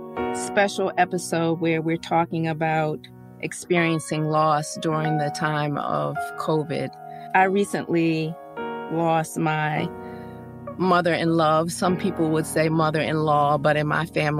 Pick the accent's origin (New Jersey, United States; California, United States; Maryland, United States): Maryland, United States; Baltimore; my hometown of Baltimore, Maryland